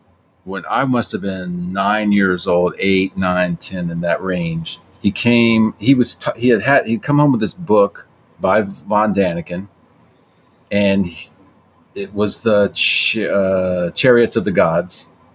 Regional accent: the South, United States; accent: Southern; I grew up in the South, so when I talk about pie, my accent comes back a little bit.

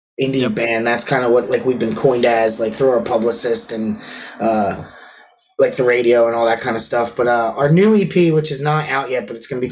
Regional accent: Perkiomenville, Pennsylvania, United States; also born or lived in Boyertown, Pennsylvania; We're from Perky, Omanville, Pennsylvania. And then we went to where Ethan went to high school, Boyertown High School

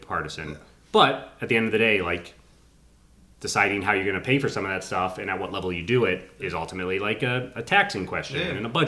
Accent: Framingham, Massachusetts, United States; moved away; I grew up in Framingham, I've only moved back 5 years ago

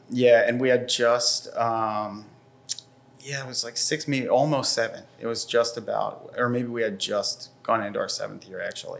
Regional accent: Bucks County, Pennsylvania, United States; also born or lived in New York; I grew up in Bucks County

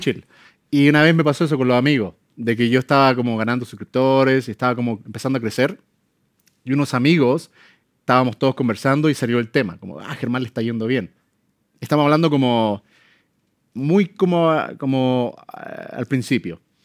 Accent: Chile; moved away; Yo amo mi país

